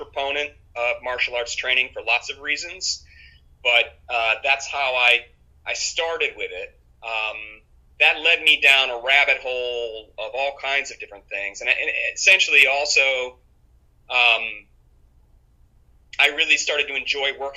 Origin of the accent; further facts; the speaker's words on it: Cleveland, Ohio, United States; also born or lived in Plymouth, Massachusetts; I was born in Plymouth, Massachusetts, but I grew up mostly in Cleveland, Ohio.